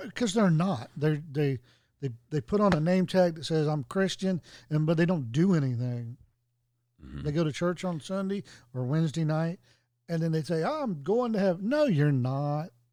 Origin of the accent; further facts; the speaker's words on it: Tennessee, United States; also born or lived in Washington, D.C.; it's here in my home state.